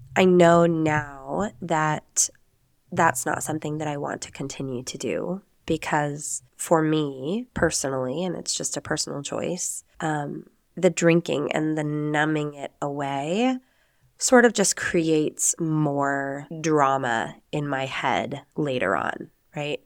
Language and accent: English; Nevada, United States; moved away as an adult; now in Spain; I am an American. I am from the United States, from the beautiful sagebrush-filled state of Nevada